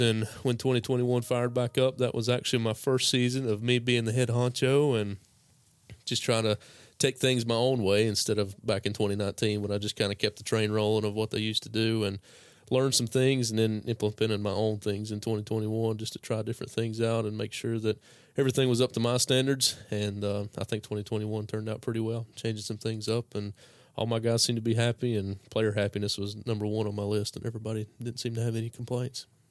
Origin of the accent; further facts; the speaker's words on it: Caldwell County, North Carolina, United States; that's where I grew up was in Caldwell County